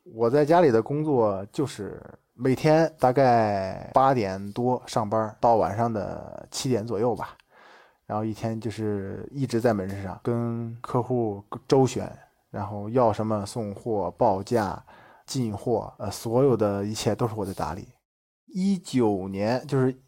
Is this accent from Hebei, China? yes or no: yes; Shijiazhuang, Hebei, China; 我是来自河北石家庄，马上就要三十周岁了